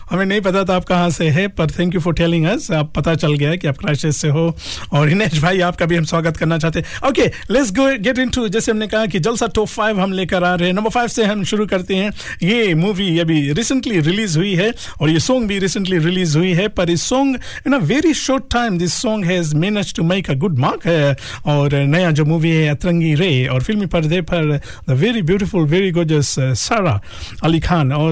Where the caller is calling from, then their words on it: Nausori, Central Division, Fiji; नौसोरी, नौसोरी, नौसोरी, नौसोरी जी